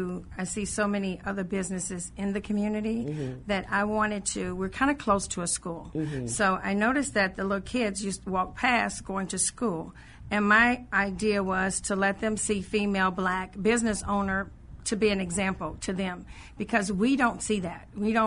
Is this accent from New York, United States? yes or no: no; Illinois, United States; I grew up in Woodlawn.